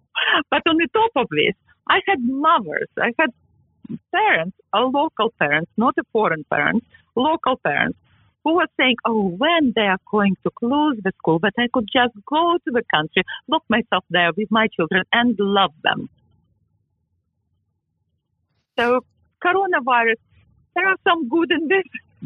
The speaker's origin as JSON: {"language": "English", "region": "England", "country": "United Kingdom", "lives_now": "New York, United States", "said": "Yes, I am English and I am proud of it. I am English, I am in New York, and I am proud of it."}